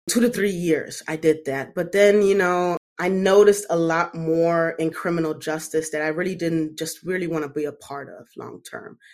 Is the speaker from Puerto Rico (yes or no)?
no; Germany; moved away; I grew up in Germany.